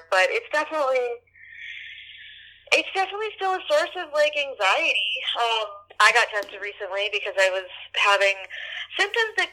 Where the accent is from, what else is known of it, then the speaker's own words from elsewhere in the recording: New Orleans, Louisiana, United States; moved away; we're friends from New Orleans from high school.